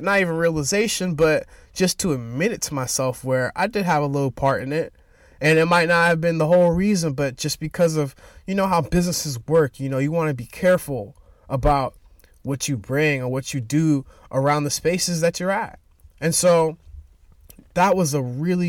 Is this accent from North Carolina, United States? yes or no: no; Boston, Massachusetts, United States; I'm from Boston, Massachusetts